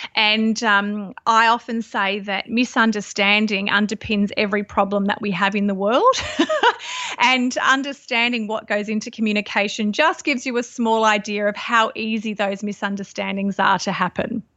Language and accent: English; Sydney, New South Wales, Australia; moved away as an adult; also born or lived in Byron Bay hinterland; now in Byron Bay, Australia; I grew up in Sydney, and, uh, I've been living up here in the Byron area for around about twelve years.